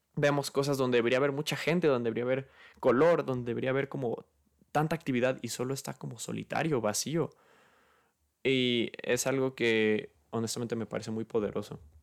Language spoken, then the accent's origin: Spanish; Guadalajara, Jalisco, Mexico; yo soy de Guadalajara